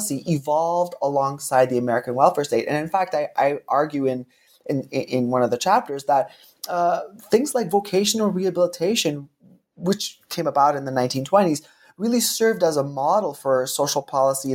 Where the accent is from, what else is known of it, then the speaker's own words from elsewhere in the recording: Canada; also born or lived in Seattle, United States / Oxford, United Kingdom; I was trained in the United States, even though I'm Canadian